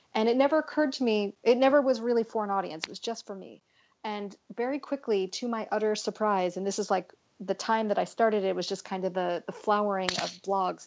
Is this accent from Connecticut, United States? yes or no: no; California, United States; I grew up in California